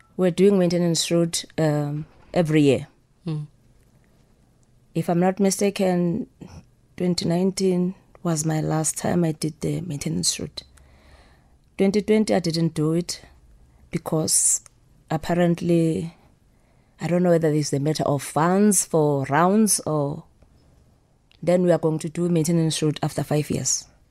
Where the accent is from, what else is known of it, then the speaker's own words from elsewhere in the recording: Soweto, Gauteng, South Africa; I grew up in Soweto